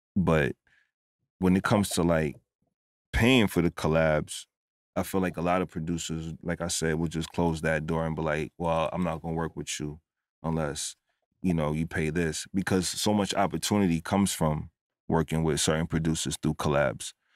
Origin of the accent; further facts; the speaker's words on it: New York City, New York, United States; moved away as an adult; also born or lived in Roosevelt, Long Island; now in Atlanta, United States; originally from New York. I was born and raised in the Bronx and also in Roosevelt, Long Island